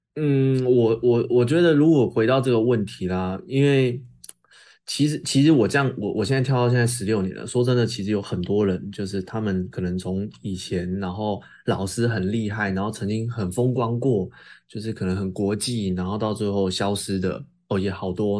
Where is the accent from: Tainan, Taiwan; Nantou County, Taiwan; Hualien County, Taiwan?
Tainan, Taiwan; 台南，我的故乡